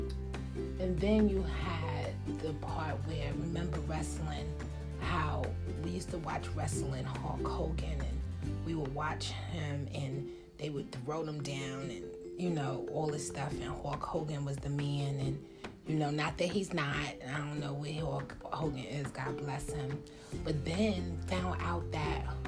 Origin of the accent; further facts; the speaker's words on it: United States; I wouldn't want to be anything else than American, and that's because I'm American